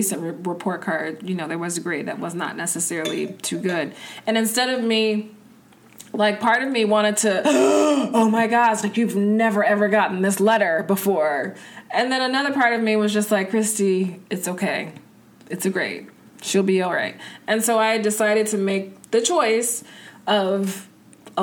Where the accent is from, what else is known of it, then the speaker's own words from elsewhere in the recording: Oak Park, Illinois, United States; also born or lived in South Side, Chicago; now in Chicago, United States; I was born and raised in Oak Park